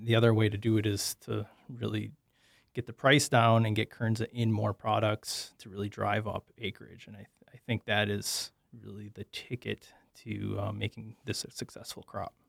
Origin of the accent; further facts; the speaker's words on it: Sheboygan, Wisconsin, United States; moved away as an adult; also born or lived in Oshkosh, Wisconsin; now in Minnesota, United States; I'm from Sheboygan, Wisconsin, eastern Wisconsin